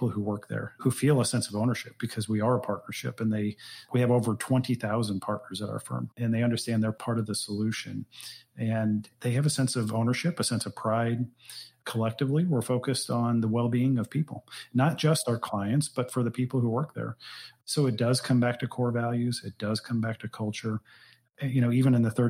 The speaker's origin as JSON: {"language": "English", "town": "St. Louis", "region": "Missouri", "country": "United States", "tie": "born or raised there", "said": "born and raised in St. Louis."}